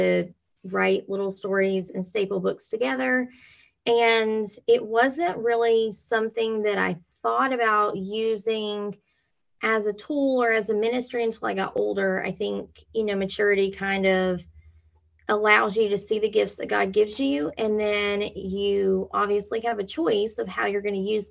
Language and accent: English; LaGrange, Georgia, United States; I am from LaGrange, Georgia